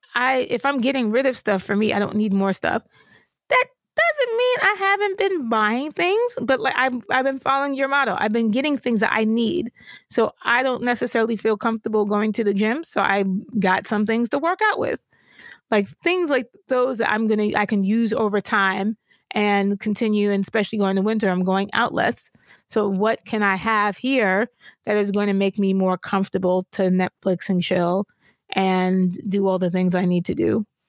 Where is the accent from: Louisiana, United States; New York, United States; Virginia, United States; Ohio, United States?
New York, United States; I grew up in New York